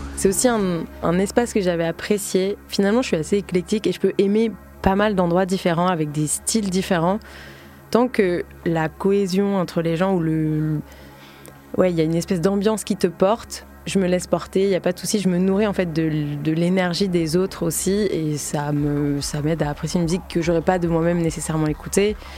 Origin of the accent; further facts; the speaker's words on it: Combs-la-Ville, Île-de-France, France; j'ai grandi dans le 77, à Comble-la-Ville, une petite banlieue